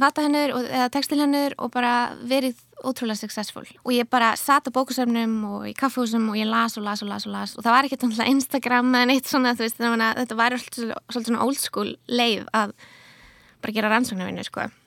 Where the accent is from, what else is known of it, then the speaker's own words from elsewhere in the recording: Akureyri, Northeastern Region, Iceland; moved away as an adult; also born or lived in London; now in Reykjavík, Iceland; ég fætti á upplæðinu á Akureyri og flutti, ég reyni flutti til London þegar ég var nýjútskrifuð